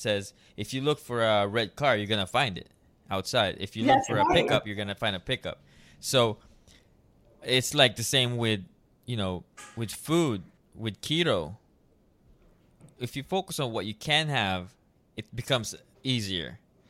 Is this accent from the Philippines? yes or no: yes; Philippines; And, in my culture as well as Filipino, we have a toxic culture where they don't really believe in mental health.